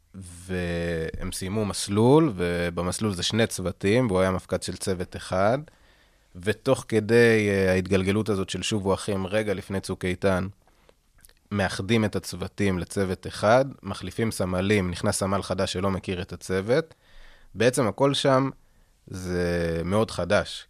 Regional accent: Kfar Tavor, Northern District, Israel; אני במקור מכפר תבור

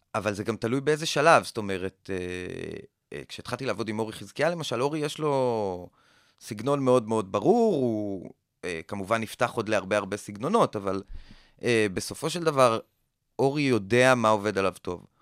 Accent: Kokhav Yair, Central District, Israel; moved away; also born or lived in Tel Aviv; גדלתי בכוכב יאיר, בכוכב יאיר עד מגיל מסוים אין לך כל כך מה לעשות שם. אז עברנו ככה כמה חברים לתל אביב

